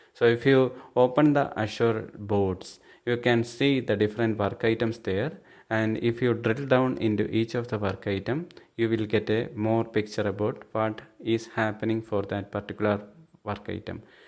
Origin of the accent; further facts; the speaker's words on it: Thiruvananthapuram, Kerala, India; I'm from Thiruvananthapuram, Kerala state